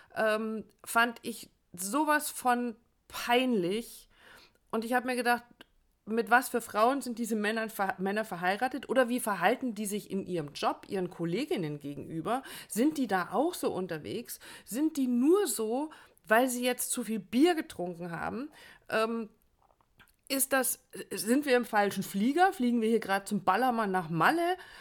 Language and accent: German; Germany; bei uns in Deutschland